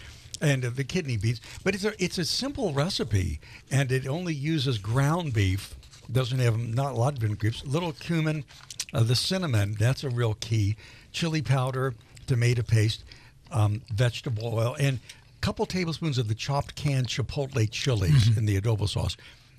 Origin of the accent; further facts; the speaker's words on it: Louisville, Kentucky, United States; I grew up in Louisville, Kentucky